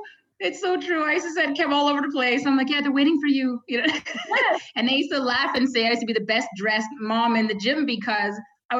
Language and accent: English; Canada; I'm so proud as a Canadian.